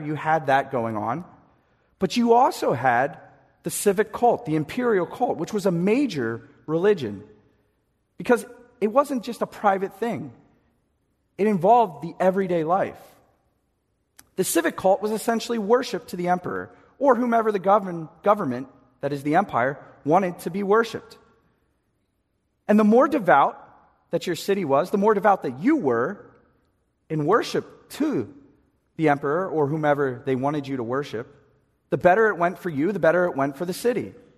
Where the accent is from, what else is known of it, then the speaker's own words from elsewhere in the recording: East Coast, United States; we're from the East Coast